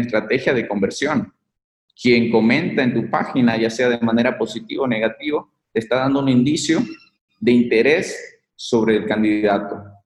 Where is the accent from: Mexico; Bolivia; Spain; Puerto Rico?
Bolivia; moved away as an adult; salí de, de Bolivia